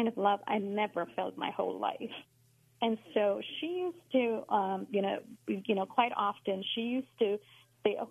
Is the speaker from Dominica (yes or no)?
no; India; moved away; So I grew up in India, as a Hindu, went to temples, did all the rituals